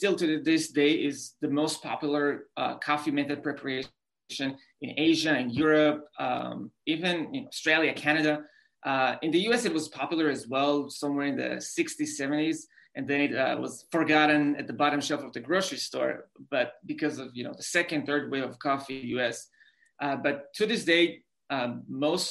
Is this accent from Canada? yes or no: no; Israel; English is a second language; moved away as an adult; also born or lived in New York City; I grew up in Israel